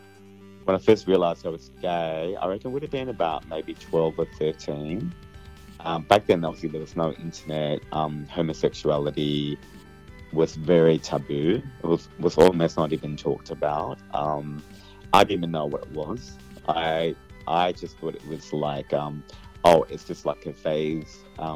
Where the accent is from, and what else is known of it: Australia; born or raised there